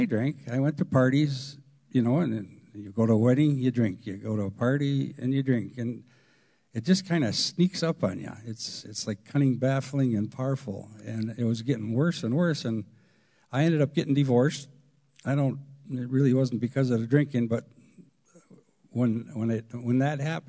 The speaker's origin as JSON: {"language": "English", "town": "Stevens Point", "region": "Wisconsin", "country": "United States", "tie": "born or raised there", "said": "I was born and raised in Stevens Point"}